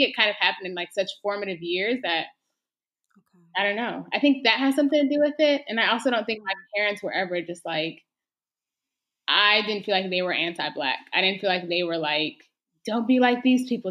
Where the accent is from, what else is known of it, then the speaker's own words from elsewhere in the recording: Texas, United States; I was born and raised in Texas